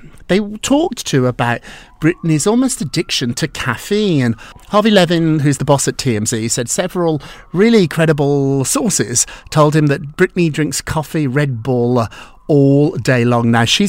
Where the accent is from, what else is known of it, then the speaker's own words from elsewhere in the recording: United Kingdom; I'm from Scotland. I'm from England.